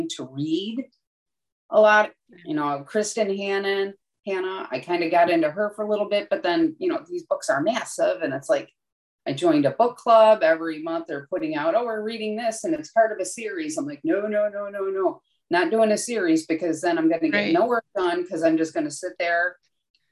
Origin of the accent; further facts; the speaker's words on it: Buffalo, New York, United States; moved away; I'm from Buffalo originally